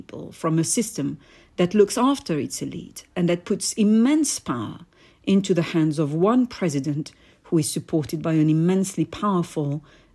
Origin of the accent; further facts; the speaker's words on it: Paris, Île-de-France, France; I was born in Paris to Algerian parents